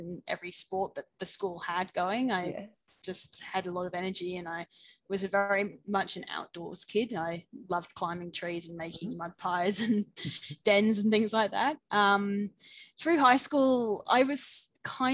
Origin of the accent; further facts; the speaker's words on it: New Forest, Dorset, near Bournemouth, South West England, United Kingdom; moved away as an adult; also born or lived in Scotland / Middle East; now in Brisbane, Australia; I was born in the UK, in the southwest, just outside of a town called Bournemouth. So in the New Forest, if people know where that is, in Dorset. Yeah. And I lived there up until I was about 18